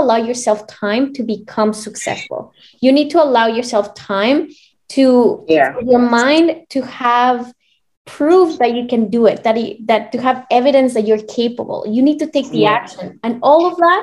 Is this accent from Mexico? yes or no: yes; Mexico; moved away; I'm from Mexico originally